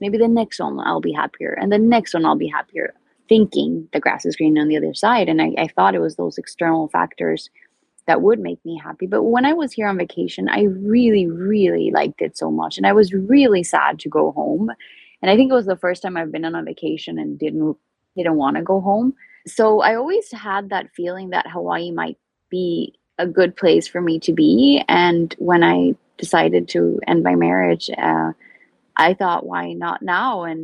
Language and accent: English; Sweden; moved away; From Sweden. So I'm very far away from home.